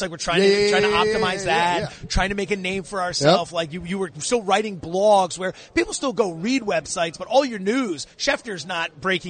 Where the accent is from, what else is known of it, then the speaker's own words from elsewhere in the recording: an hour from Philadelphia, East Coast, United States; now in San Francisco, United States; because I'm from the East Coast, right? So I'm grew up an hour from Philadelphia.